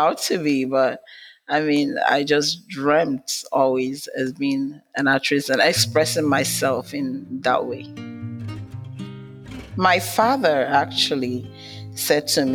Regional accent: Nigeria; I'm from Nigeria, from Africa

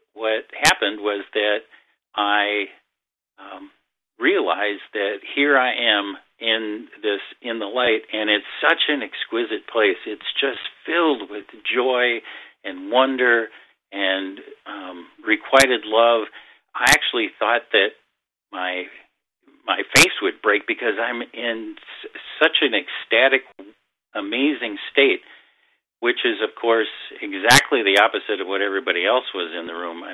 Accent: Minnesota, United States; I grew up in a small town in Minnesota

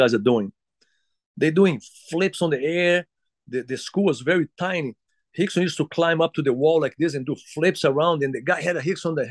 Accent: Rio de Janeiro, Brazil; English is a second language; moved away as an adult; also born or lived in Utah; we went to school together as young kids in Flamengo, where I grew up in Rio de Janeiro

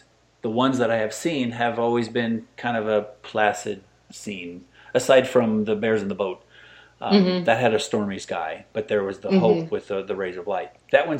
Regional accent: central Illinois, United States; I grew up in the Midwest in central Illinois

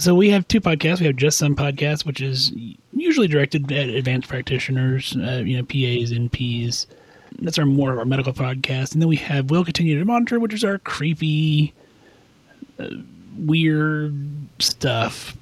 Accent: Kansas, United States; I'm from Kansas

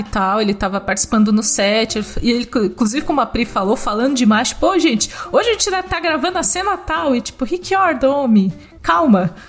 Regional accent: Brazil; como brasileiro, que fala português, não fala espanhol

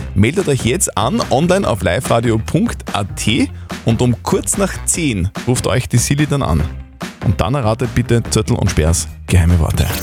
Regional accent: Austria; bei uns in Österreich

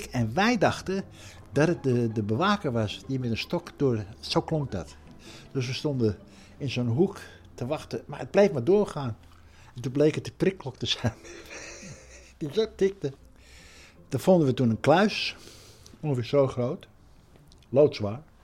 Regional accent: Netherlands; ik ben Hollander in een Hollands café.

